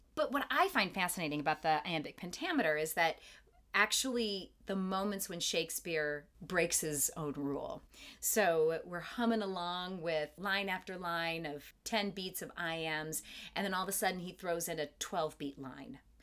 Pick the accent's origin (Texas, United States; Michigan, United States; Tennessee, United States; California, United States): Michigan, United States; Kalamazoo; also born or lived in Detroit; I was lucky enough to grow up in a town, my hometown of Kalamazoo, Michigan